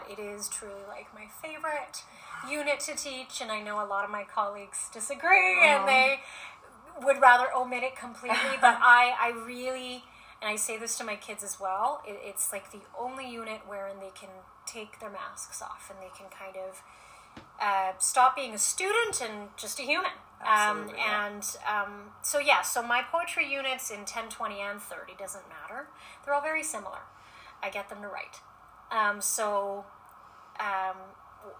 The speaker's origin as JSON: {"language": "English", "country": "United States", "moved": "yes", "lives_now": "Edmonton, Canada", "said": "being Asian American and a woman"}